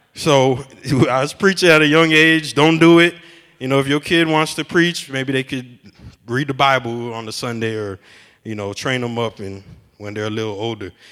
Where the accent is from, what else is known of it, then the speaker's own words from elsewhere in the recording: Miami, Florida, United States; now in Chicago, United States; I'm from Miami